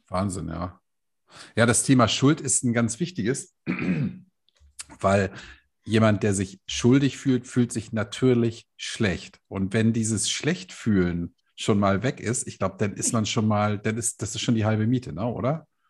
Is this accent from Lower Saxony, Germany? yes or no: no; Hamburg, Germany; Das sage ich als Hamburger